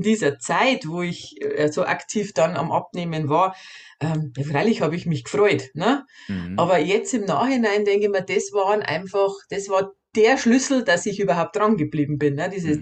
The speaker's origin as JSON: {"language": "German", "region": "Bavaria", "country": "Germany", "said": "bei uns in Bayern"}